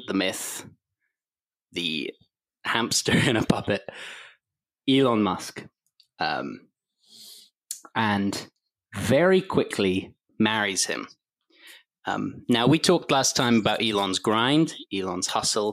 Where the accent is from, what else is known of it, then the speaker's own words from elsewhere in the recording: London, United Kingdom; that school is quite near where I grew up in London